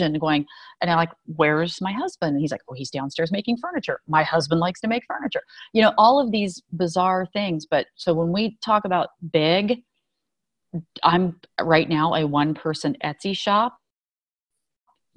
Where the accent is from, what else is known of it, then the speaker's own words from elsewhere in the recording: United States; I was born here in the States